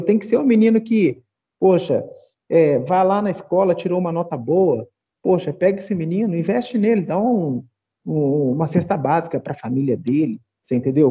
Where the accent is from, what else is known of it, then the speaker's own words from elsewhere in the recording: Brazil; now in Belo Horizonte, Brazil; Ser negro no Brasil, não sei, não sei no resto do mundo, que eu só vivi aqui.